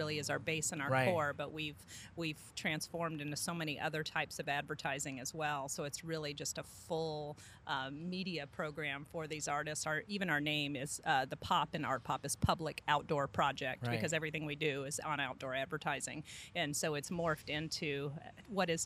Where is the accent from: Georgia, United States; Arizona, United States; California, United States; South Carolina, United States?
South Carolina, United States; also born or lived in Michigan; now in Charlotte, United States; I was living in Michigan, and I'm originally from South Carolina